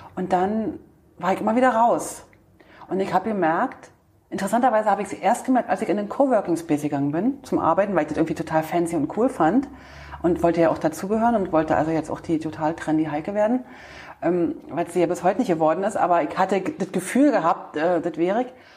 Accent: East Germany, Germany; wir Ossis, weil ich mich da sozusagen mit dir ähm, verbinde, weil ich ja auch ein Ostkind bin

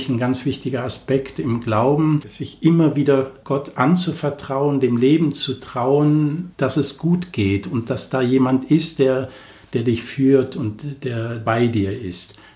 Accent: Cologne, North Rhine-Westphalia, Germany; Ich bin 56 Jahre alt, gebürtig aus Köln, also ich bin eine echte Kölsche, mit echt Kölnisch Wasser getauft. Aus einer Familie mit sieben Kindern bin ich der Letzte und ich bin in Köln groß geworden.

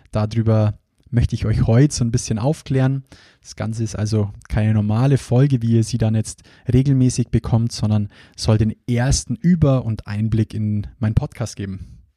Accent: Bavaria, Germany; accent: Bavarian; Ich hoffe, ihr verzeiht mir auch zwischendurch immer wieder meinen bayerischen Dialekt.

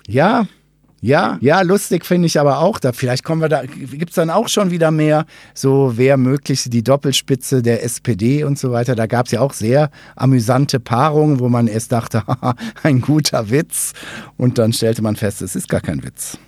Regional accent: Ruhr area, North Rhine-Westphalia, Germany; moved away; Ich habe ja nicht so einen wirklich schwäbischen Unterton in der Stimme. Ich komme aus dem Ruhrgebiet

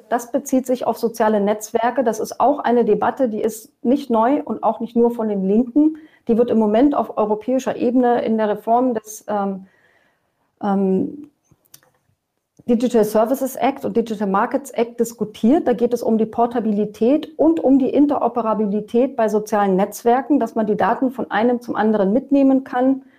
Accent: Germany; bei uns in Deutschland

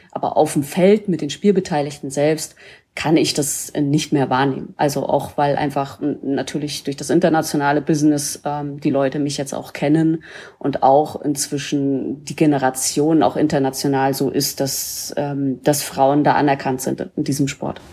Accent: Mecklenburg-Vorpommern, Germany; moved away; ich komme ja ursprünglich aus Mecklenburg-Vorpommern

